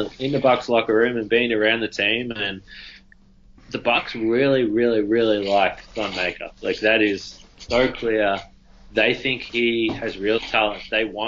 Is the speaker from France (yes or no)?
no; Australia; I'm Australian.